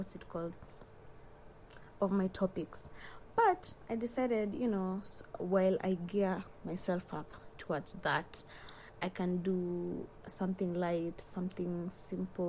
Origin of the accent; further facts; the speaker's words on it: Nairobi, Kenya; I'm proud to come from Nairobi